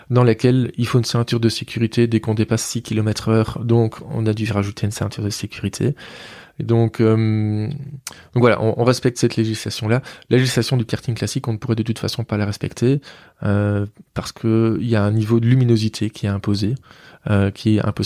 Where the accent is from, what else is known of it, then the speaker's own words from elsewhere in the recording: Mouscron, Wallonia, Belgium; Je suis de Moucron